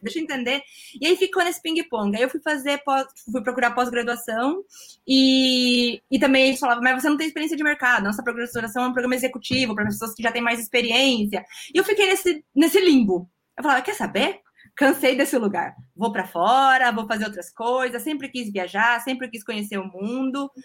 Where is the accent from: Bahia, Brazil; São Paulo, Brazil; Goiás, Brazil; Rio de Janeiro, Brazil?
São Paulo, Brazil; São Vicente; moved away as an adult; also born or lived in Spain; now in Germany; eu falo que é a cidade do interior na praia, que eu sou de São Vicente.